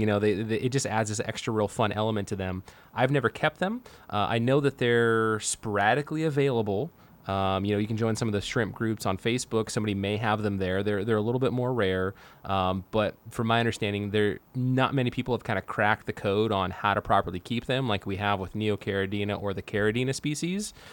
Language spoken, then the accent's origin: English; Manteca, California, United States; My hometown, my hometown of Manteca, California